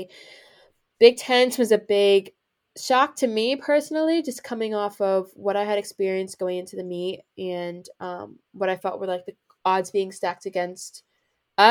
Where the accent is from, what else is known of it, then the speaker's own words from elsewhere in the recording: New Jersey, United States; I am a sophomore at Penn State University, and I'm from New Jersey